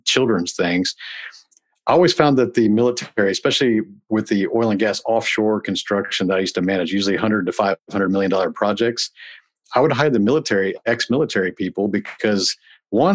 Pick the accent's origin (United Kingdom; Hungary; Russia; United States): United States; Houston, Texas; I was able to stay here in Houston, my hometown